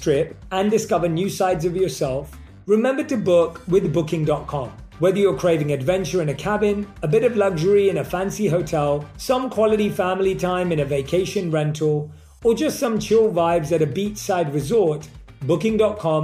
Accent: London, United Kingdom; I grew up in London.

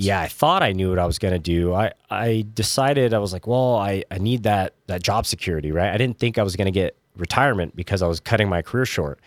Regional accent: California, United States; growing up in California, I, I loved In and Out

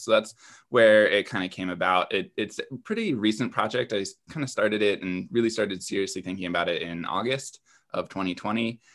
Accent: East Coast, United States; moved away; I'm originally from the East Coast

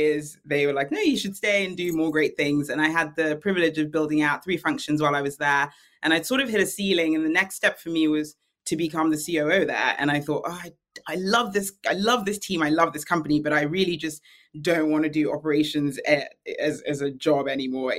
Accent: London, United Kingdom; I'm a Londoner of Nigerian descent.

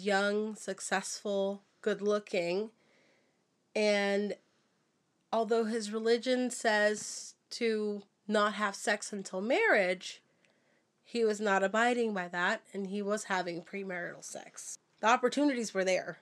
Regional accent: Arizona, United States; now in Oregon, United States; I am originally from Arizona, so I was already in Oregon

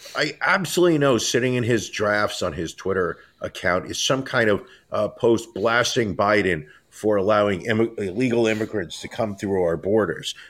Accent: New York City, New York, United States; as a New Yorker

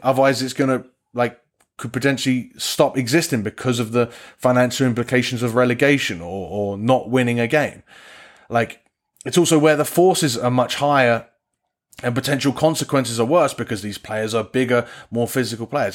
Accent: England, United Kingdom; I say this as an Englishman

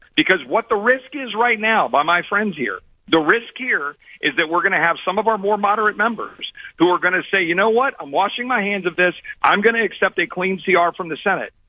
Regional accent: Texas, United States; as a Texan

